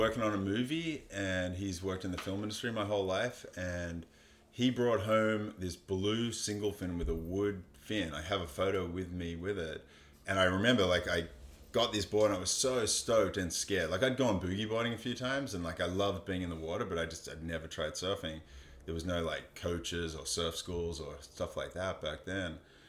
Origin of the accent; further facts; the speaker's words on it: Narrabeen, New South Wales, Australia; also born or lived in San Francisco, United States / Queensland, Australia; Well, we moved to Narrabeen when I turned 10. We were living, I actually grew up in San Francisco, believe it or not.